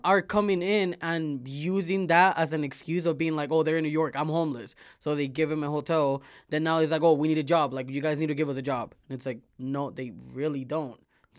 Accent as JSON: {"language": "English", "country": "Venezuela", "tie": "born or raised there", "also_born_or_lived": "Miami", "said": "I grew up with Cubans in Venezuela, in Miami."}